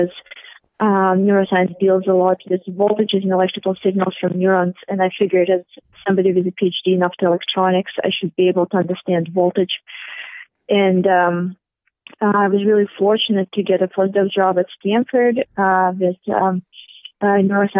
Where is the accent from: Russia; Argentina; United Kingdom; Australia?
Russia; St. Petersburg, Saint Petersburg; moved away as an adult; I'm ethnically Russian, as you can all figure out from my name, and I grew up in St. Petersburg